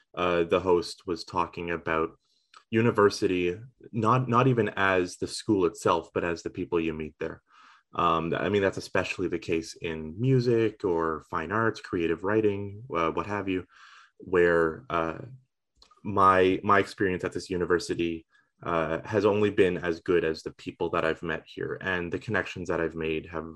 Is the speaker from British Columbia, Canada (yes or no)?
no; Eastern Shore of Nova Scotia, Canada; moved away as an adult; also born or lived in Halifax, Nova Scotia; now in Sackville, Canada; I am from Halifax, I suppose you could say, but I was really raised rural, out on the eastern shore of Nova Scotia.